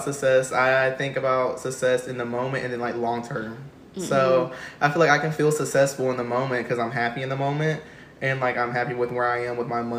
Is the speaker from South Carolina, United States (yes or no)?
yes; Florence, South Carolina, United States; I'm from Florence, South Carolina. I'm 22 years old